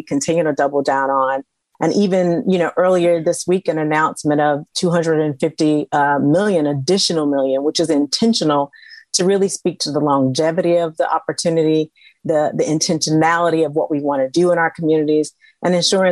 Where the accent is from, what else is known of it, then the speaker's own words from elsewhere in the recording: the South, United States; I grew up in the South